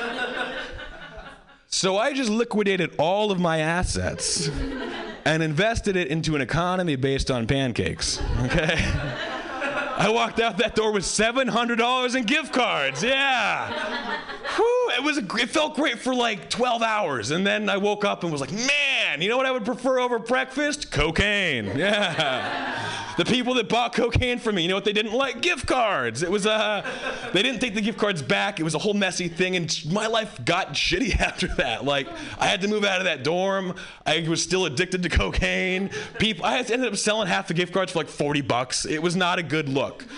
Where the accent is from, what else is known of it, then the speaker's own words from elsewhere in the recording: Hawaii, United States; I grew up white in Hawaii.